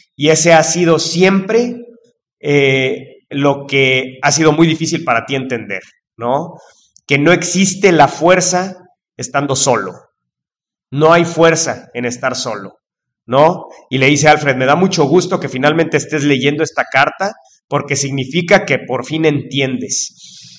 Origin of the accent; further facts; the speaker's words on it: Mexico; los mexicanos seamos así